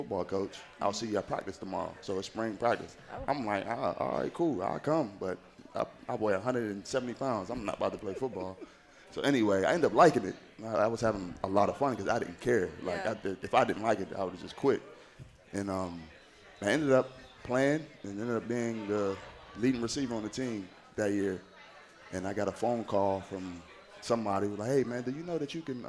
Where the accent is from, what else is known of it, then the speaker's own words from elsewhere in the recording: Wheeling, West Virginia, United States; I'm from Wheeling, West Virginia